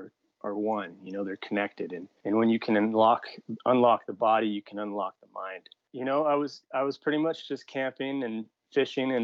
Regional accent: Kauai, Hawaii, United States; I grew up on Kauai.

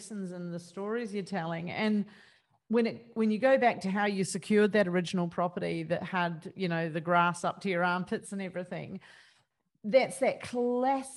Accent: New Zealand; I'm a Kiwi.

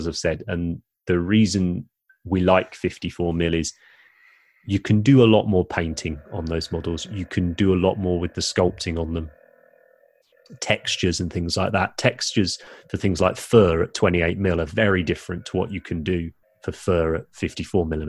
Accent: England, United Kingdom; we are English

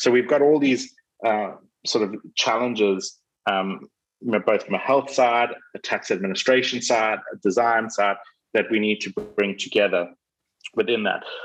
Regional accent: South Africa; my home country, South Africa

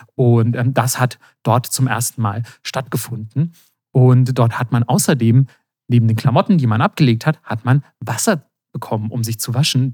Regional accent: Germany; als Deutscher

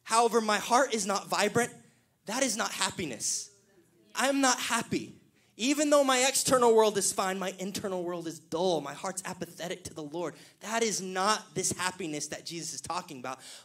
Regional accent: Killeen, Texas, United States; The pastor I grew up in Killeen, Pastor Chad Rowe

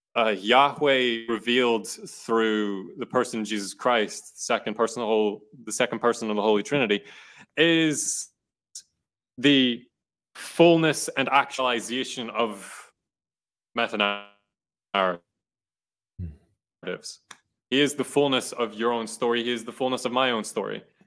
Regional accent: Ireland; now in United States; I'm Irish, I have my Irish stories. I participate in Irish history

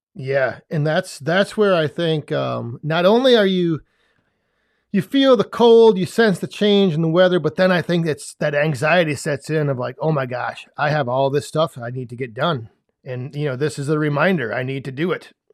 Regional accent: West Central Wisconsin, United States; whenever people ask me, I just say, "West Central Wisconsin,"

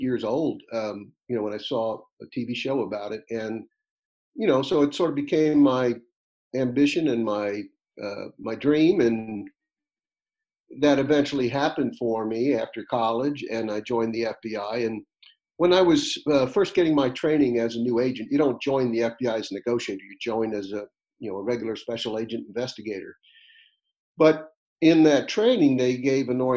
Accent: Atlantic Beach, Florida, United States; I was raised in Atlantic Beach, just east of you, and it was a great place to be.

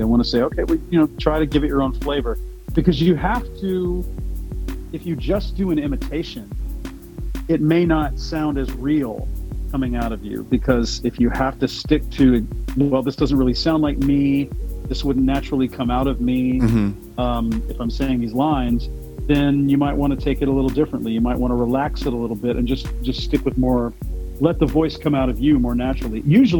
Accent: Houston, Texas, United States; also born or lived in Pasadena, Texas / New York / Austin; Yep, born and raised. I was born in Pasadena and grew up in the surrounding areas and in Houston all my life. And I'm still here.

